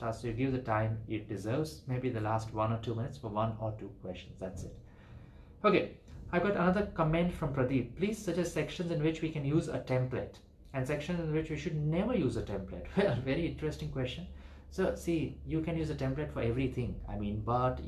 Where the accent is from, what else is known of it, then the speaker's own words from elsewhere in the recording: Ahmedabad, Gujarat, India; I'm from Gujarat, I'm from Ahmedabad in India